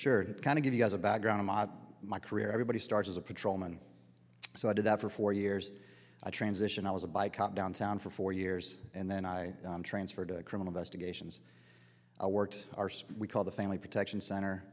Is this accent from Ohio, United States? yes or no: no; Dunwoody, Georgia, United States; moved away as an adult; I grew up in Dunwoody, Georgia, middle class